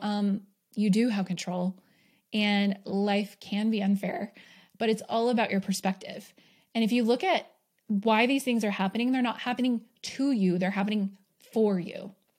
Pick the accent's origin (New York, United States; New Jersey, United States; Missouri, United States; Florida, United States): New York, United States; also born or lived in Bay Area, California / Arizona; now in Utah, United States; I did grow up, I was born in New York, so there were four seasons there.